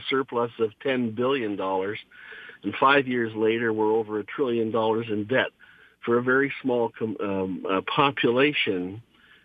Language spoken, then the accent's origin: English; Canada; also born or lived in Windsor, Ontario; as a Canadian